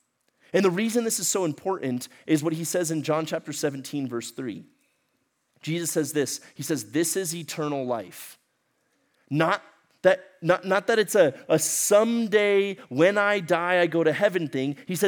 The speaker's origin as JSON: {"language": "English", "country": "Ecuador", "tie": "born or raised there", "moved": "yes", "said": "Okay, so y'all remember I grew up in Ecuador, South America. My parents were missionaries down there. I spent most of my life down there."}